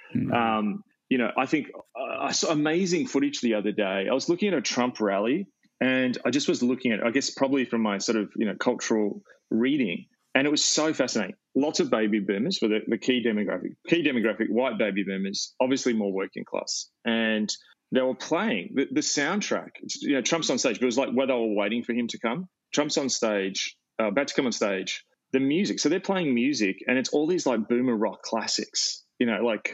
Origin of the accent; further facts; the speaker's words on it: Australia; also born or lived in Melbourne; I define myself as an Australian by my culture, as in how we relate, things like mateship, humor, eucalyptus trees, the topography